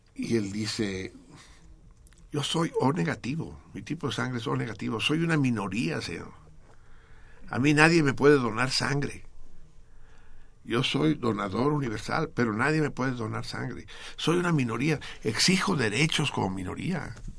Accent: Tenochca, Mexico City, Mexico; yo no soy chilango, yo soy Tenochca

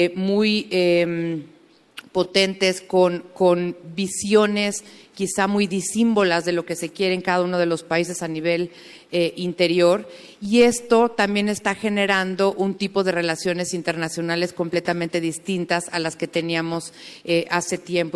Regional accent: Mexico; nos sentimos muy orgullosos como mexicanos

